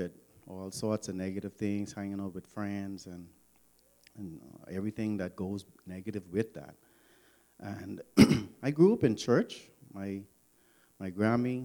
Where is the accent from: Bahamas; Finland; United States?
Bahamas; Nassau, New Providence; I grew up in Nassau, Bahamas